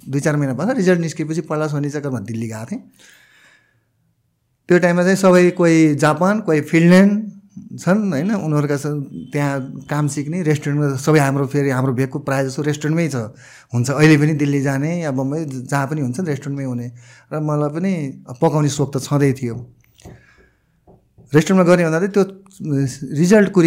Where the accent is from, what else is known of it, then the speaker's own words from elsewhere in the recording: Gulmi, Lumbini Province, Nepal; also born or lived in Delhi, India; म मलाई गाउँले परिवेशमै जन्मेको जस्तै सरसँग म गुल्मी अलिक म गुल्मिया जन्मेको